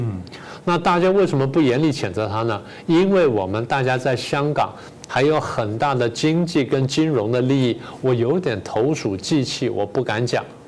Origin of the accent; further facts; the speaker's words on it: Taiwan; 我们台湾人自己